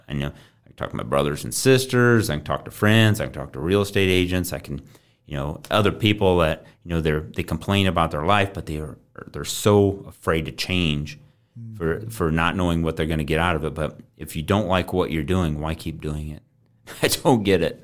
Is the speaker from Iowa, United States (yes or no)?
yes; Coon Rapids, Iowa, United States; grew up in Coon Rapids, Iowa.